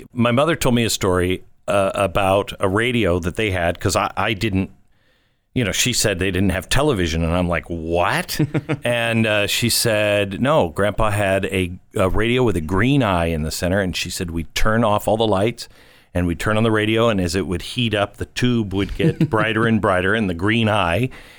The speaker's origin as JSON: {"language": "English", "town": "Mount Vernon", "region": "Washington", "country": "United States", "tie": "born or raised there", "also_born_or_lived": "Everett", "said": "Mount Vernon, Washington, my home."}